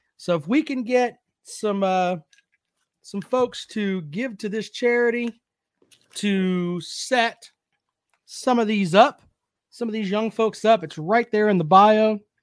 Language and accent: English; South Carolina, United States; growing up in South Carolina and being around South Carolina